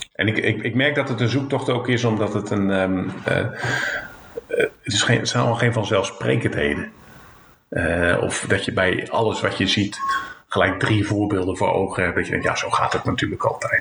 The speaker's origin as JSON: {"language": "Dutch", "region": "Zeeland", "country": "Netherlands", "said": "ik kom uit Zeeland"}